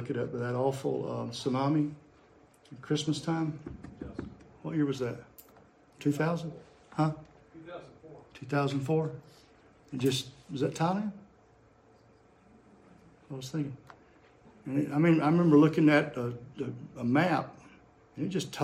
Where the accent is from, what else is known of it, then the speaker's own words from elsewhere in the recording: United States; growing up in America in the 60s.